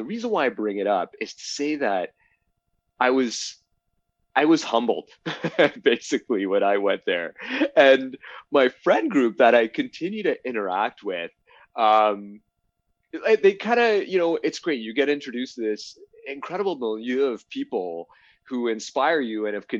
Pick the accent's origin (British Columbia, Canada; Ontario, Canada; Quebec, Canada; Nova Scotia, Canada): Ontario, Canada; Toronto; now in Ottawa, Canada; I grew up in Toronto.